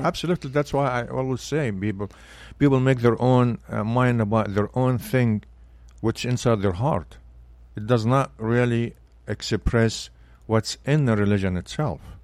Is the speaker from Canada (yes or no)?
no; Belbeis, Sharqia, Egypt; English is a second language; moved away as an adult; now in United States; I grew up in Egypt, and, uh, s, was a small city